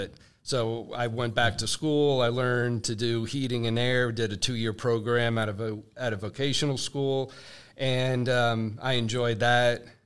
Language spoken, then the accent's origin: English; New Jersey, United States; moved away as an adult; also born or lived in Raleigh, North Carolina; I was born and raised in New, in New Jersey.